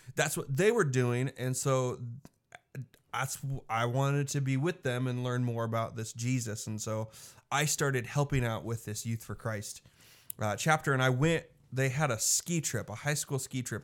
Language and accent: English; Mattoon, Illinois, United States; now in McPherson, United States; I grew up in Mattoon, Illinois.